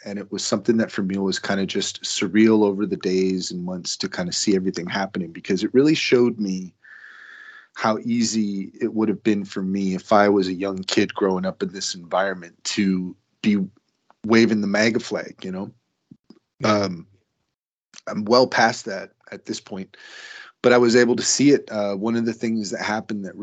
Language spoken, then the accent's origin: English; California, United States; growing up in California